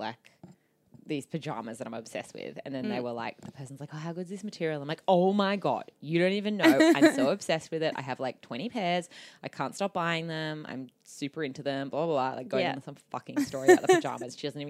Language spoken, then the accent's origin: English; Sydney, New South Wales, Australia; We grew up in Sydney, but we grew up in like an area that was quite not villagey, but just like that kind of thing where like you'd go ride your bikes on the street and like you knew all the neighbours and stuff.